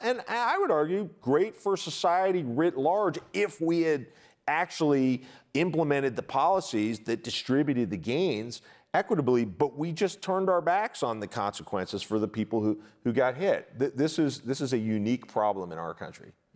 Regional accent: United States; conditioned as an American

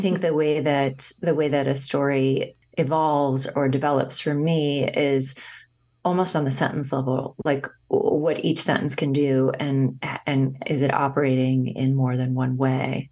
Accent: Los Angeles, California, United States; growing up in Los Angeles and then returning there and working. I was living in Calif-, I was living in Northern California

